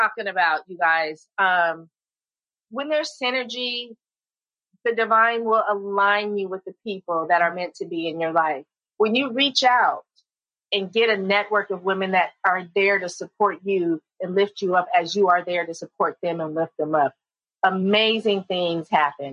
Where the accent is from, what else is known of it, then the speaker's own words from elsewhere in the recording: San Jose, California, United States; I grew up in San Jose. That's my stomping grounds